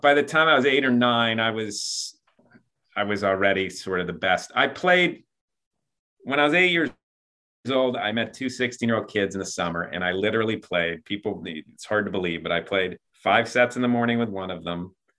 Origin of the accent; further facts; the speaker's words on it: Buffalo, New York, United States; I'm from Buffalo, New York.